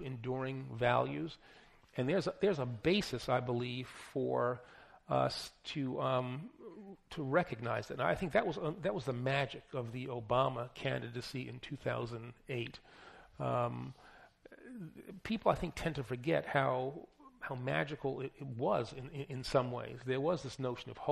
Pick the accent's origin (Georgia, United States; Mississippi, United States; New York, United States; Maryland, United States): New York, United States; New York City; also born or lived in Bronx; born in the Bronx, growing up in Queens, in New York City